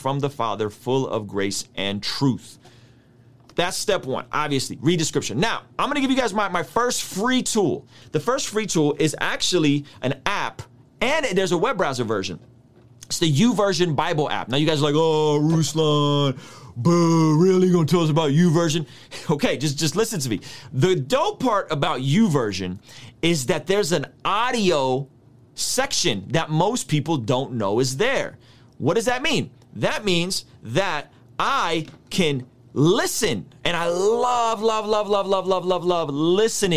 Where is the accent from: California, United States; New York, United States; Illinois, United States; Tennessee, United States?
California, United States; San Diego; first language Russian; English is a second language; my first language is Russian. I grew up speaking Russian up until 6 when me and my family came to America. We're Armenian. We came out as refugees in 1991, and I go to San Diego